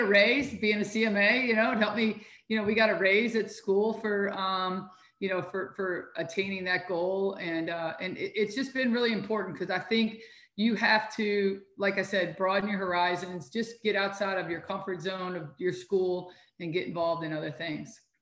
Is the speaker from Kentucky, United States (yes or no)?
yes; Louisville, Kentucky, United States; also born or lived in Cincinnati, Ohio; I was born and raised in Louisville, Kentucky